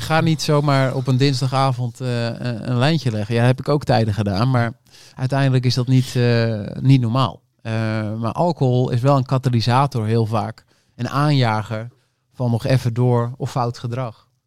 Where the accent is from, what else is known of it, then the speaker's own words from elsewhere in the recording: North Holland, Netherlands; ik kom uit Noord-Holland